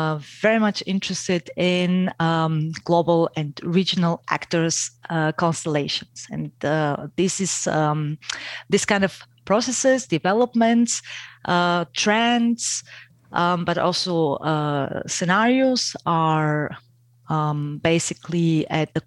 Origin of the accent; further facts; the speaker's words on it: Bulgaria; moved away as an adult; now in Austria; I am originally from Bulgaria